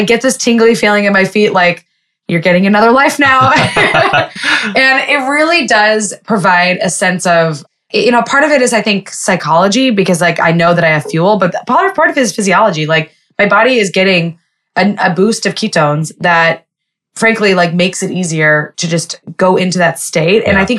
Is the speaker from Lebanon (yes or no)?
yes; Lebanon; And I was like, well, I'm going to do this anyway because I'm Jewish, but I'm also Lebanese.